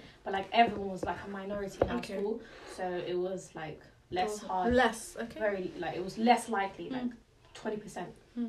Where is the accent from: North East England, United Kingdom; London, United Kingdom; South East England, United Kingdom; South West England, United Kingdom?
London, United Kingdom; we're from West London